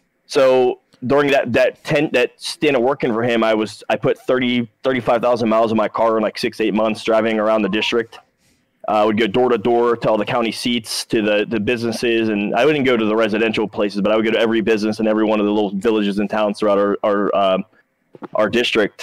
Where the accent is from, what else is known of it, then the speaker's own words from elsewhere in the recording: Shadyside, Ohio, United States; moved away; I graduated with 40 people in a little village called Shadyside